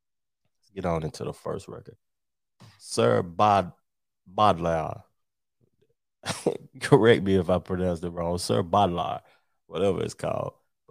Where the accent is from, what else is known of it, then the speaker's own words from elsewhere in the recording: the South, United States; coming up in the South, see, I'm from the South